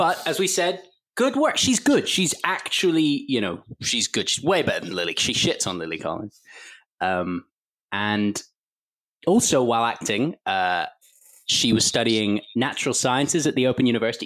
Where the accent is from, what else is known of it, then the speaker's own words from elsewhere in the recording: London, United Kingdom; that school is quite near where I grew up in London